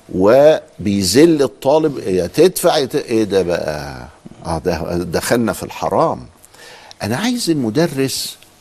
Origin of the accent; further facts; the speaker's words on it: Egypt; عندنا في مصر